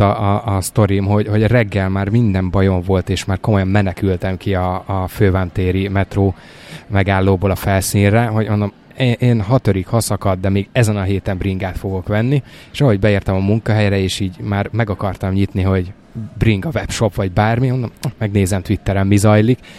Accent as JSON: {"language": "Hungarian", "country": "Hungary", "tie": "born or raised there", "moved": "yes", "lives_now": "Budapest, Hungary", "said": "Abszolút vidéken nőttem fel"}